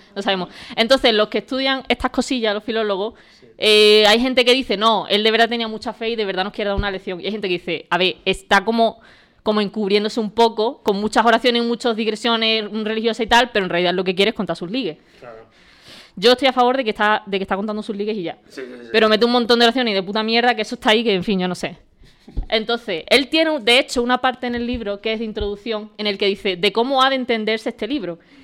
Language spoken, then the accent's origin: Spanish; Valverde, Spain; en mi pueblo, que se llama Valverde